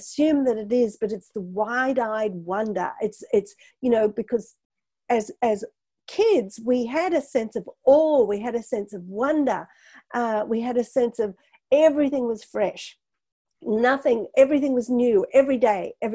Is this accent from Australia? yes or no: yes; Australia; moved away; I come from Australia originally